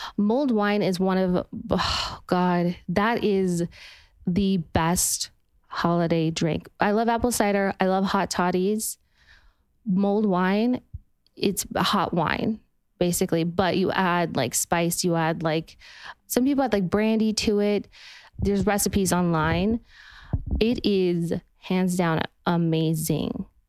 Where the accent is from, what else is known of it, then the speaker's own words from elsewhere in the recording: Utah, United States; now in Los Angeles, United States; I'm from Utah where it's just you would look up on the mountainside and it would just be colors of red and orange and yellow